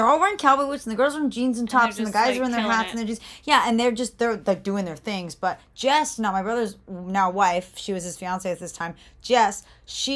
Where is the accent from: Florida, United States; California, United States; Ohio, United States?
Florida, United States; I'm from Florida.